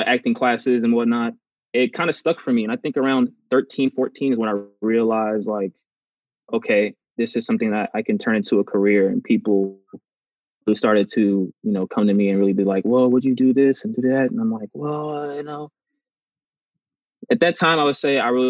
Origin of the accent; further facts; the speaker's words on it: Los Angeles, California, United States; also born or lived in Torrance, California; I was born in Torrance, California, but I went to school in South